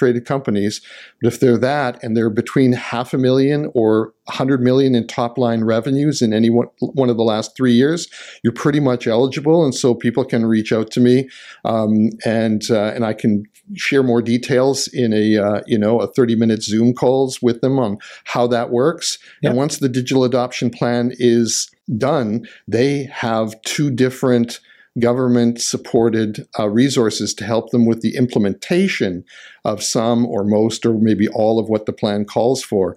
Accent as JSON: {"language": "English", "region": "British Columbia", "country": "Canada", "tie": "born or raised there", "said": "I was born and raised here in British Columbia"}